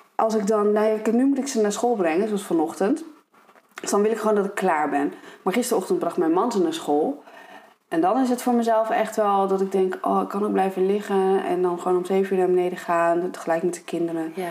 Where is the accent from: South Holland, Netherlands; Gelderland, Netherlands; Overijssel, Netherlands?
Gelderland, Netherlands; Ede; moved away; ik kom dus uit Ede